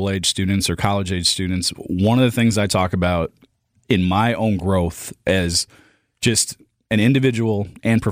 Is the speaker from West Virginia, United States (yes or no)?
no; North Central Wisconsin, United States; I grew up in North Central Wisconsin